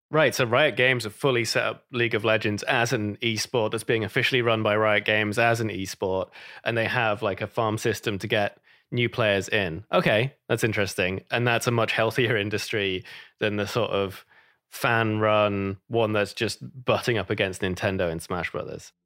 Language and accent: English; United Kingdom; moved away; I'm British